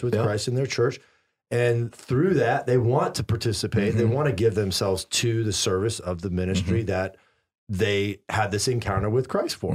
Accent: the Bible Belt, the South, United States; I grew up in the Bible Belt

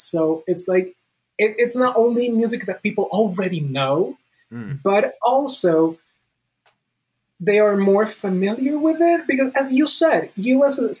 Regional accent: Bogotá, Bogotá Capital District, Colombia; I am still in my hometown, Bogota, Colombia, all the way down in South America.

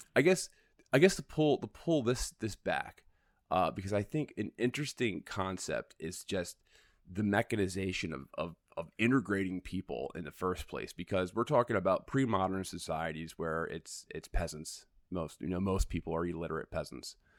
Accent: New York, United States; I grew up in New York

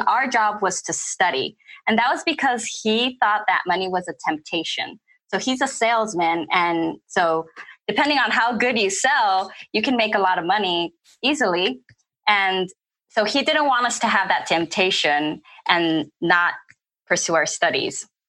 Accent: California, United States; moved away as an adult; also born or lived in Flint, Michigan; I'm originally from California

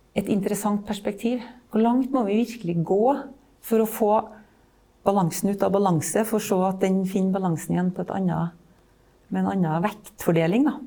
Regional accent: Malvik, Trøndelag, Norway; Jeg er fra Malvik, så er jeg en landsens jente. Vokste opp i et byggefelt

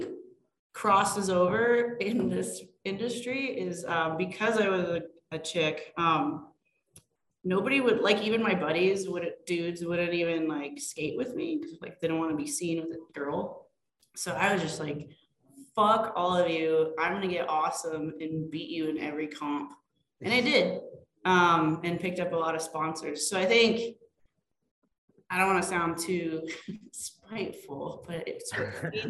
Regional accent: Fort Collins, Colorado, United States; also born or lived in Seattle, Washington / Boston, Massachusetts; I grew up in Fort Collins

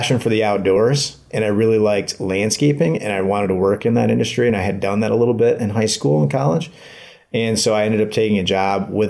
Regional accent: Byron Center, Michigan, United States; I grew up in Byron Center.

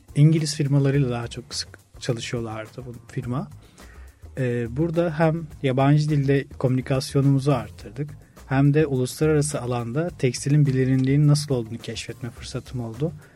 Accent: Orhangazi, Bursa, Turkey; moved away as an adult; also born or lived in Samsun; now in Istanbul, Turkey; İlk ve orta öğretimi Bursa Orhan Gazi'de tamamladım

